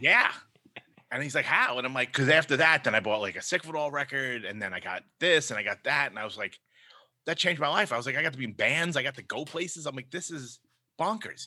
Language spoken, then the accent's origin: English; New York City, New York, United States; accent: Brooklyn; my Brooklyn accent